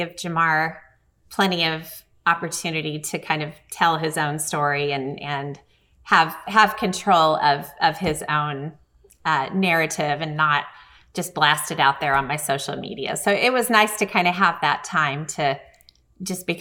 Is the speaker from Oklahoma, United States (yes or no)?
yes; Bartlesville, Oklahoma, United States; also born or lived in Los Angeles / Pawhuska, Oklahoma; when I was growing up in Bartlesville. To me, Bartlesville, Oklahoma was a tiny town